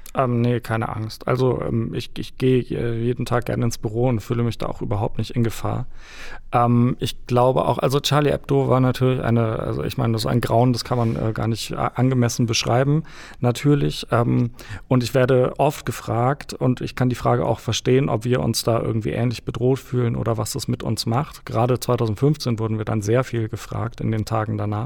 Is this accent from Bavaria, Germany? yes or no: yes; near Munich, Bavaria, Germany; bei München groß geworden